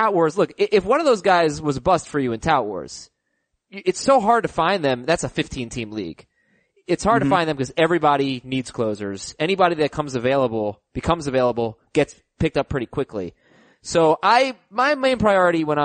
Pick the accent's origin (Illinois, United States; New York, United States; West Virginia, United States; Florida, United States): Florida, United States; Coral Springs; Coral Springs, Florida, my hometown.